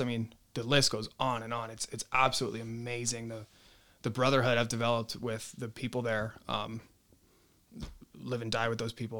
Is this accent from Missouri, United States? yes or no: no; North County, California, United States; born and raised in North County